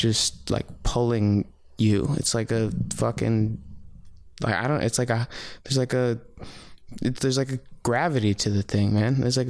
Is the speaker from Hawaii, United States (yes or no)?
no; New Jersey, United States; also born or lived in New York City, New York; I was partially raised in New York, right? Like, so I hung out in Harlem and worked in Harlem